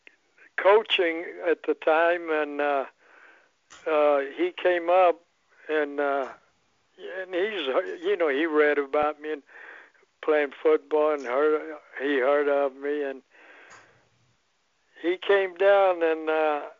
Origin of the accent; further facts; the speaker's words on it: Austin, Texas, United States; also born or lived in Poland / Smithfield, Texas; 1950, we came to America to ended up in Smithfield, Texas, working on a ranch, and you know, I grew up actually, I grew up in Texas